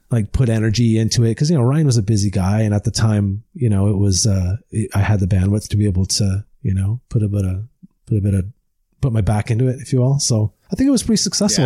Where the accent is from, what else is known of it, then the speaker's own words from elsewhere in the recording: Deep River, Ontario, Canada; I am an Ontario boy. I grew up in the Ottawa Valley in, uh, uh, Deep River, Ontario.